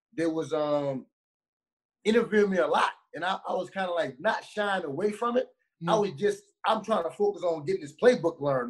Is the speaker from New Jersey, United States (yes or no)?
no; New Orleans, Louisiana, United States; moved away; I grew up in the hood, man. I'm from New Orleans